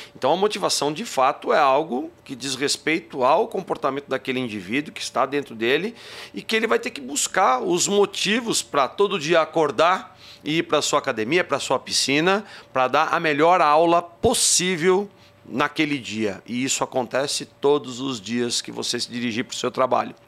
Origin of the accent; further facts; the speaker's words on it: Barra Bonita, São Paulo, Brazil; accent: interior paulista (caipira r); Vocês vão ver pelo sotaque, de vez em quando soltam uns porta-porteira, porque eu sou do interior de São Paulo, sou de uma cidadezinha chamada Barra Bonita.